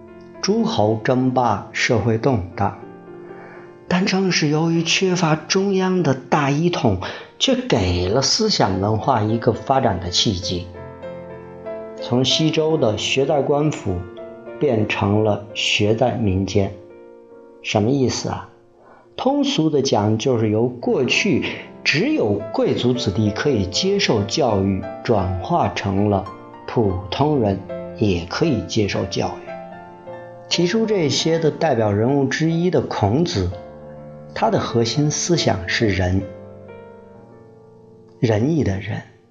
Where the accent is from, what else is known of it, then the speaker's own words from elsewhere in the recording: China; 也就是那会儿吧，基本上奠定了我们中国人的文化基因底色。